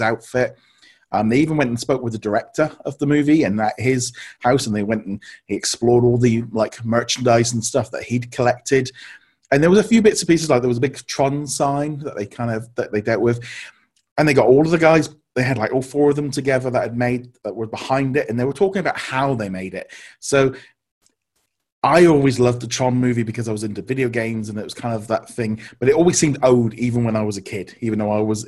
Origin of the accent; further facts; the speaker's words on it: United Kingdom; we're being British